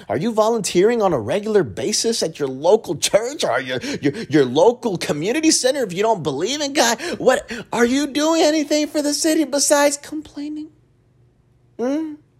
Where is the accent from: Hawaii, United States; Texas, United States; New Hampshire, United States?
Texas, United States; Dallas; I grew up in Oak Cliff